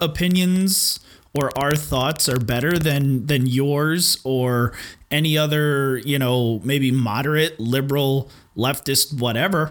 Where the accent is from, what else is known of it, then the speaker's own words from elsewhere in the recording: United States; as American people